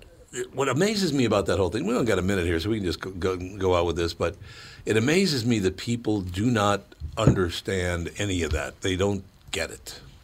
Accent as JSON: {"language": "English", "region": "Minnesota", "country": "United States", "said": "He goes, \"Where are you from?\" And I said, \"Minnesota.\""}